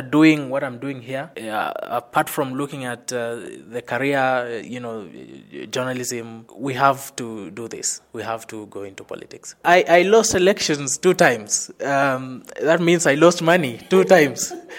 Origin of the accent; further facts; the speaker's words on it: Kakamega, Kakamega County, Kenya; moved away as an adult; now in Nairobi, Kenya; I come from Kenya, western part of Kenya, uh, specifically Kakamega, where strong people originate